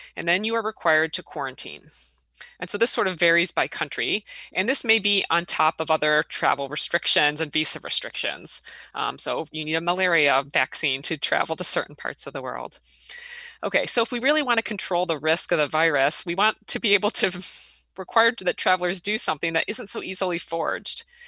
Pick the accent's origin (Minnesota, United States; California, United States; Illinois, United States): Illinois, United States; now in Wisconsin, United States; I grew up in Illinois